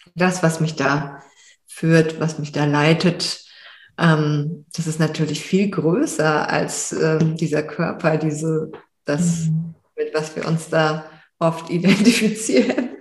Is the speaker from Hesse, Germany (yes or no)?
yes; Frankfurt, Hesse, Germany; moved away; in Frankfurt, also wo ich aufgewachsen bin